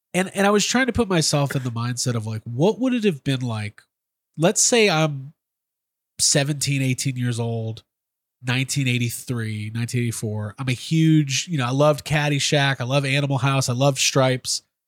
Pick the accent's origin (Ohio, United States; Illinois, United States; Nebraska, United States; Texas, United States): Illinois, United States; Chicago; I grew up in Chicago in the nineties.